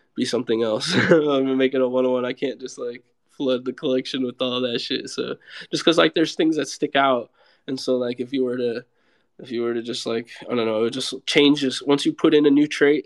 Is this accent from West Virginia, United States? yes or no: no; Seattle, Washington, United States; also born or lived in California; now in Miami, United States; I grew up like in the Seattle area